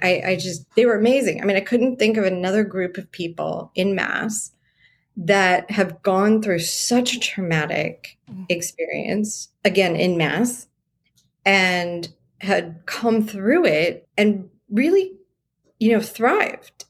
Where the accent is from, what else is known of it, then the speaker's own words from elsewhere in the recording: San Diego, California, United States; Born and raised in San Diego